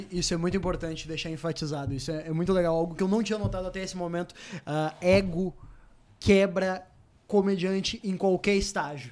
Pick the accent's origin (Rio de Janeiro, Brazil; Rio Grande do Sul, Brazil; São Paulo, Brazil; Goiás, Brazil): Rio Grande do Sul, Brazil; voltei para o Rio Grande do Sul, porque eu sou do Rio Grande do Sul